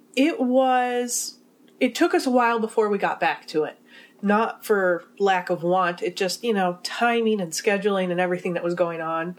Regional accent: Midwest, United States; we're from the Midwest.

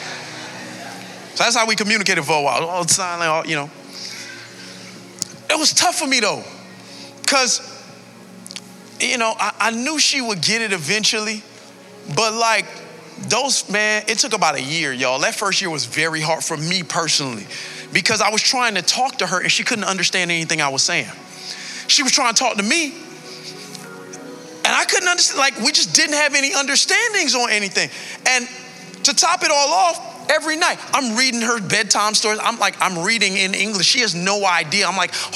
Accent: Miami Gardens, Florida, United States; I hail all the way from Carroll City

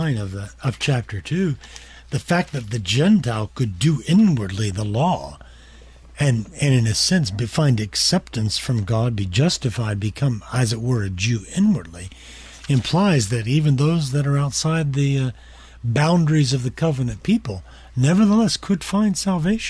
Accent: Champaign, Illinois, United States; my hometown of Champaign, Illinois

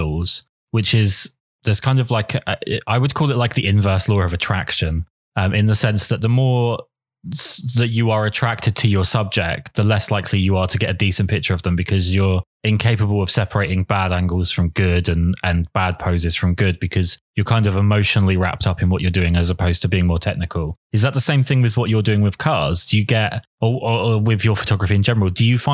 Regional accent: England, United Kingdom; I'm English

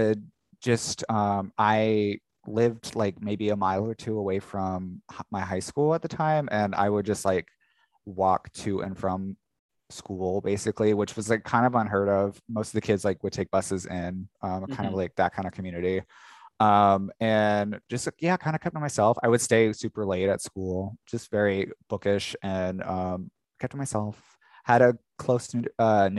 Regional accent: Jacksonville, Florida, United States; moved away as an adult; now in New York, United States; Good old Jacksonville, Florida

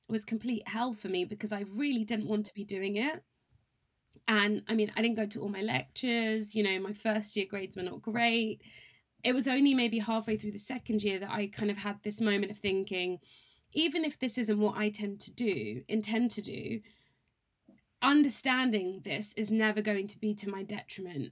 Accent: Cambridge, East of England, United Kingdom; moved away as an adult; also born or lived in London; growing up in Cambridge

